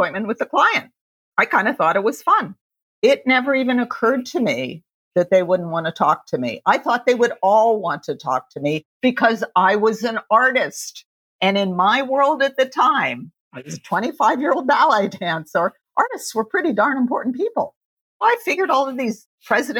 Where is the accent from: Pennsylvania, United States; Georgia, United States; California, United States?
Pennsylvania, United States; Pittsburgh; moved away as an adult; now in New York City, United States; grew up in Pittsburgh, Pennsylvania